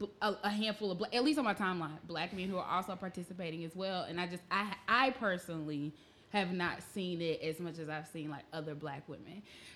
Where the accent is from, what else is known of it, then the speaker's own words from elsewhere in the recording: Alabama, United States; moved away; I'm from Alabama. Like, Waffle House is everywhere back where I'm from.